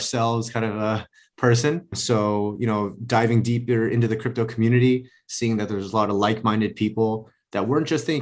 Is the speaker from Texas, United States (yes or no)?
no; Los Angeles, California, United States; I grew up in Los Angeles, went to school